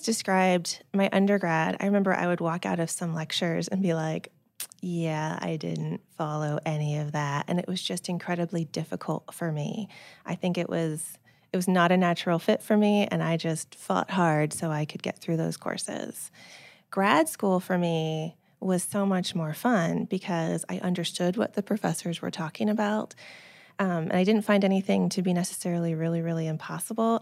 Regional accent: Silicon Valley, California, United States; I grew up in the Silicon Valley

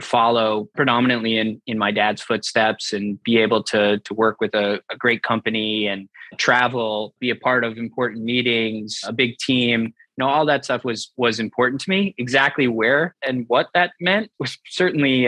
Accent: Jericho, New York, United States; So I grew up in Long Island in New York, a nice, quiet suburban town called Jericho.

